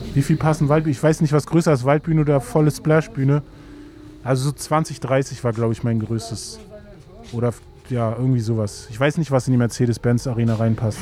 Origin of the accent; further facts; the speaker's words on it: Berlin, Germany; da, wo ich aufgewachsen bin, war fast direkt an der Spree